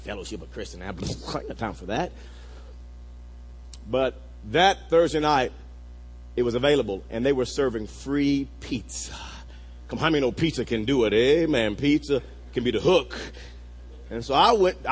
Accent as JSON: {"language": "English", "town": "Wewoka", "region": "Oklahoma", "country": "United States", "tie": "born or raised there", "said": "When I was a senior in high school growing up in Wewoka, Oklahoma"}